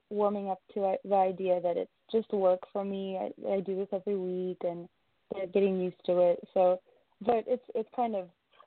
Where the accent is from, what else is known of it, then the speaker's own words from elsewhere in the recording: Riverside, California, United States; also born or lived in Russia; I was only 6 years old, so I grew up in Riverside